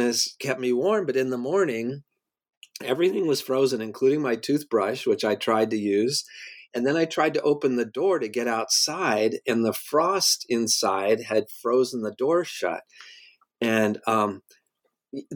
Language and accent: English; Colorado, United States; now in New York, United States; I grew up in Colorado